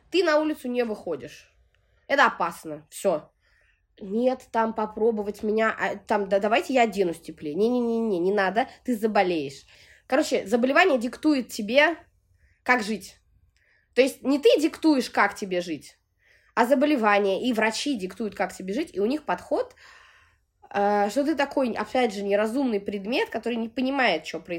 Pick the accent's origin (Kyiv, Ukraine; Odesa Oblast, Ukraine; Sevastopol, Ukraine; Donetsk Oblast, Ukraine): Sevastopol, Ukraine; born there; moved away; Родилась я в Севастополе, вот, но так как мой отец гражданин Российской Федерации, у меня российское гражданство, как и у матери